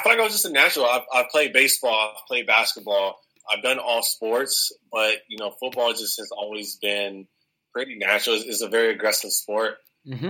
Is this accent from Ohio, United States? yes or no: no; Southern California, United States; moved away as an adult; also born or lived in Oregon; I'm from Southern California